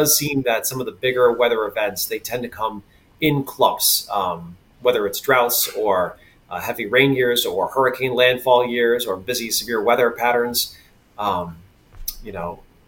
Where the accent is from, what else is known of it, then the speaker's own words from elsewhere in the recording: Western Massachusetts, United States; also born or lived in Connecticut; now in Boston, United States; growing up in Western Mass in Connecticut